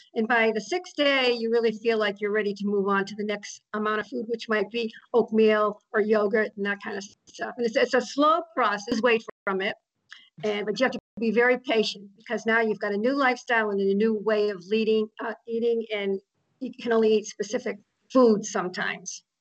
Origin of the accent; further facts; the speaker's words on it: Austin, Texas, United States; now in La Quinta, United States; I live in La Quinta, California. I've been in the Coachella Valley for about several years now, originally from Austin, Texas.